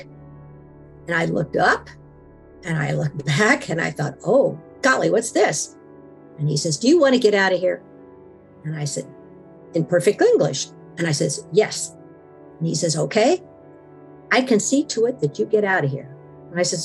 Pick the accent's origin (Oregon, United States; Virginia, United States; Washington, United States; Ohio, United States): Washington, United States; I am from Washington and there's a lot of blackberries up here